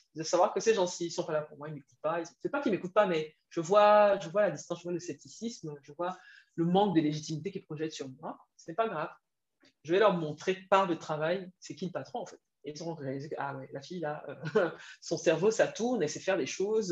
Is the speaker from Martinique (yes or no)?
no; Cameroon; moved away as an adult; also born or lived in France; je rentre au Cameroun parce que j'ai une opportunité là-bas. Après, j'ai des affinités avec le pays parce que c'est mon pays d'origine